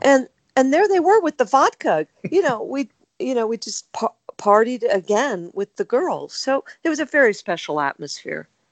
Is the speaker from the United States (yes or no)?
yes; United States; accent: American; moved away as an adult; now in United Kingdom; As you can tell by my accent, I'm American. Even though I'd lived in the UK since 1976